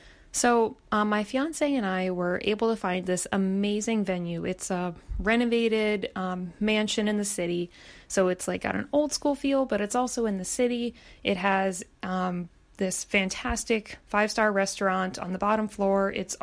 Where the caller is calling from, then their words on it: Baltimore, Maryland, United States; I'm calling you from Baltimore, Maryland.